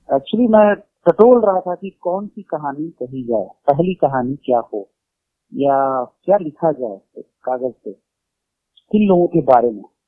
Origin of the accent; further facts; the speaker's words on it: Bihar, India; ये सब फन बचपन के बिहार में थे